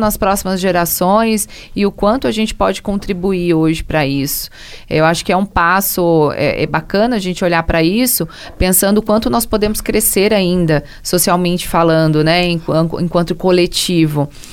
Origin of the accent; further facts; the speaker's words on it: Brazil; enquanto brasileiro mesmo